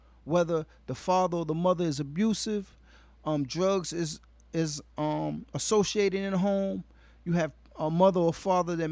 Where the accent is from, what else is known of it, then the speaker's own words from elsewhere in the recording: Washington, District of Columbia, United States; I currently work in New York City, but I'm originally from Washington, D.C. Southeast raised, Southeast born